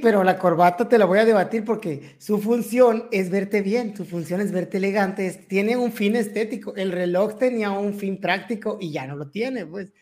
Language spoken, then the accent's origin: Spanish; Mexico; como buenos mexicanos, tenemos esa, esa costumbre